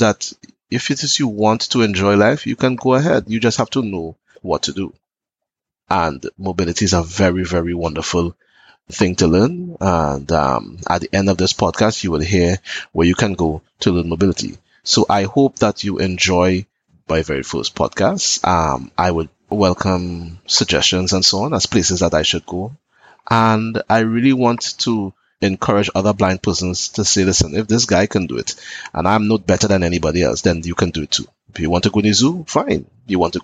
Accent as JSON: {"language": "English", "country": "Trinidad & Tobago", "said": "I am from Trinidad and Tobago"}